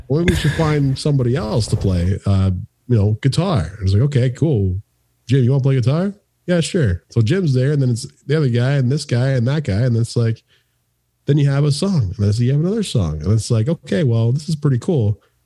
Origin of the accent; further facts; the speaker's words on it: Woodstock, Ontario, Canada; moved away; at a skate park in in Woodstock, Ontario